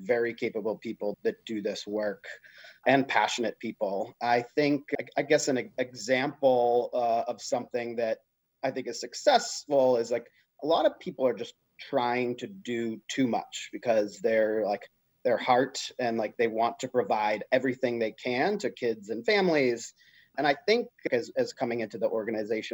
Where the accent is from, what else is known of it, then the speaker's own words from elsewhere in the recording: Canton, Massachusetts, United States; I grew up just south of Boston in Canton